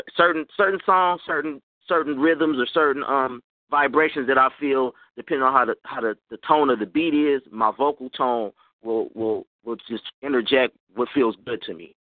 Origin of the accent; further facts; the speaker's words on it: Oakland, California, United States; Even though I'm from California, I'm from Oakland